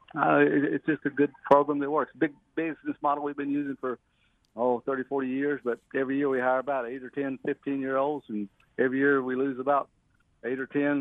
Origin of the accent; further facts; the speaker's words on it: North Carolina, United States; we've been farmers here, since the middle 1700s when we came over from Scotland and Ireland